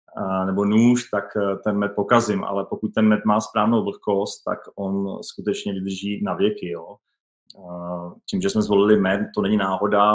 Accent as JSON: {"language": "Czech", "town": "České Budějovice", "region": "South Bohemian Region", "country": "Czechia", "said": "já jsem z Českých Budějovic"}